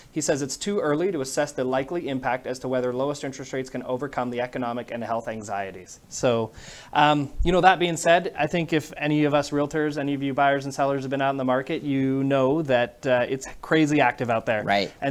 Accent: Vancouver, British Columbia, Canada; moved away as an adult; now in United States; And I moved here from Vancouver, Canada about, uh, well, 21 years ago. I've actually been in the US longer than I've been in Canada now.

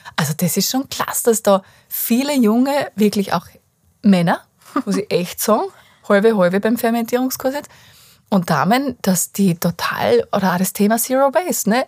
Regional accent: Styria, Austria; bei uns in der Steiermark ist ja ganz viel Lehmboden

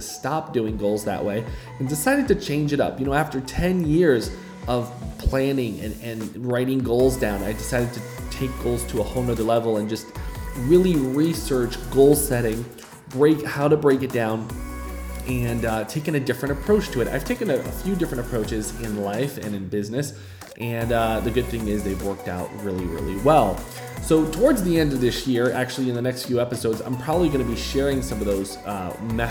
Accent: Fall River, Massachusetts, United States; moved away as an adult; now in Uganda; settled into Fall River, Massachusetts, where I grew up, if you haven't noticed about my accent yet

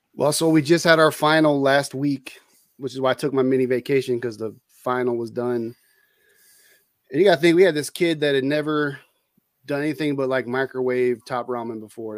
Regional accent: Bay Area, California, United States; moved away as an adult; also born or lived in San Leandro, California / Oakland, California / Hayward, California / El Cerrito, California; I grew up in the Bay Area in California. Uh, I was born in San Leandro

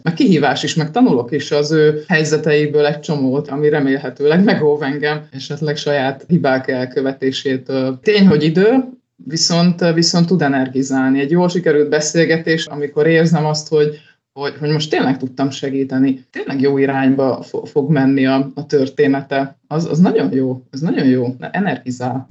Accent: Hungary; így vidéken nőttem fel

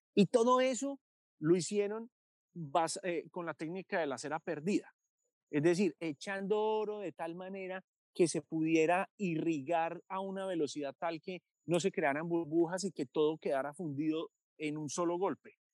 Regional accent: Medellín, Antioquia, Colombia; yo nací en 1983 en Medellín

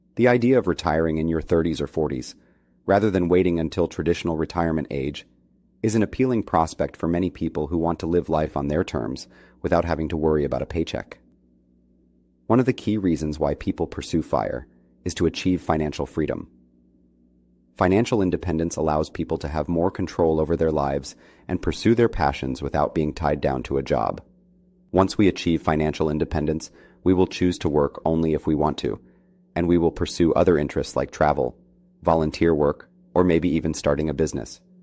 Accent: Colombia; now in New York City, United States; I am originally from Colombia

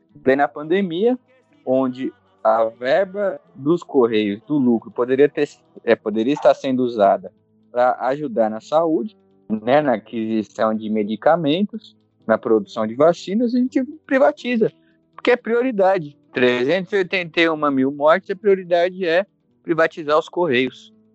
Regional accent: São Paulo, Brazil; Eu moro na região metropolitana de São Paulo, sou da capital, sou do Jaraguá

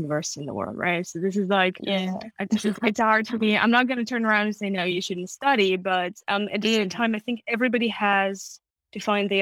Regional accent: Moscow, Russia; English is a second language; moved away as an adult; also born or lived in Germany / United States; now in United Kingdom; I was born and raised in Moscow

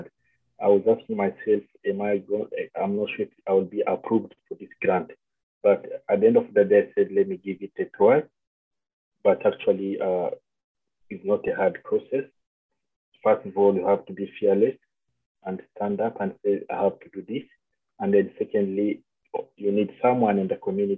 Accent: Winnipeg, Manitoba, Canada; I'm from Manitoba, Winnipeg.

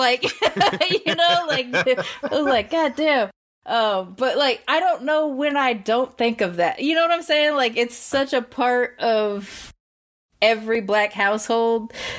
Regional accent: Long Beach, California, United States; Ice Cube's from South Central. I'm from Long Beach, same kind of deal.

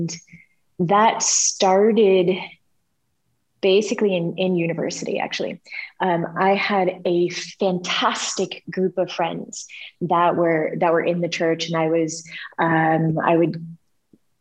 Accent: United States; moved away as an adult; I'm an American Christian

